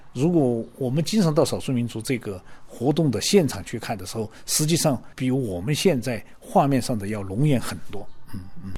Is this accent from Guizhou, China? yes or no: yes; Guizhou, China; 作为这个贵州的画家，可能的确是非常热爱自己生活的这片土地的